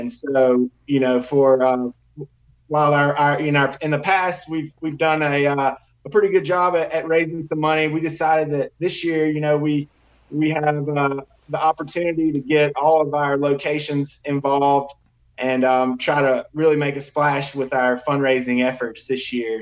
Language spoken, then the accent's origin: English; Tuscaloosa, Alabama, United States; I'm actually from Tuscaloosa, um, born and raised